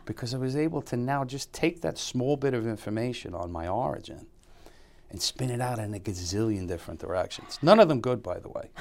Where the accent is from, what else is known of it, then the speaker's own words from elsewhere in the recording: New York City, New York, United States; I grew up in Bushwick